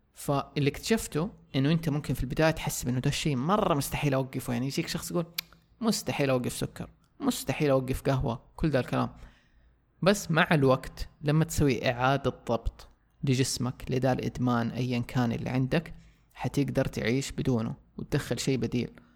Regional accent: Saudi Arabia; عندنا في السعودية

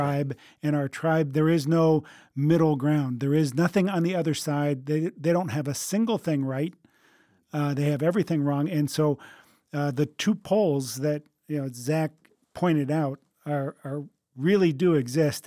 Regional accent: United States

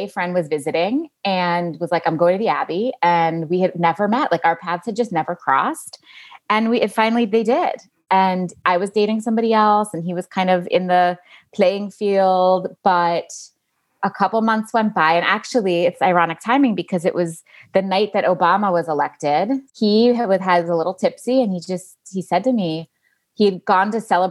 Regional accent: New York City, New York, United States; I grew up in New York City

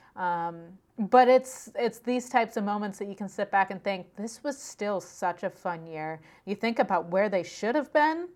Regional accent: Pennsylvania, United States; I'm from Pennsylvania.

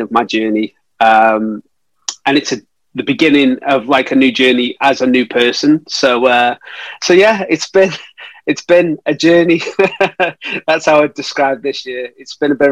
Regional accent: Stoke-on-Trent, West Midlands, United Kingdom; my hometown of Stoke-on-Trent

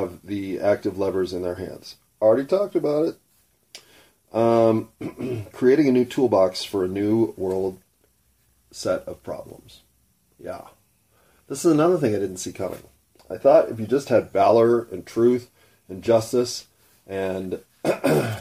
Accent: United States; first language English; I didn't choose English. I was born in America. English is what I was given.

